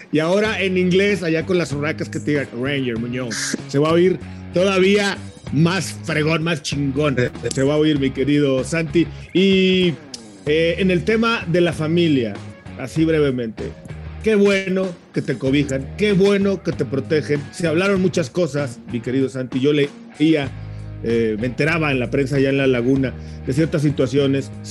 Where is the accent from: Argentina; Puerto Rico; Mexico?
Mexico; como, como un mexicano más.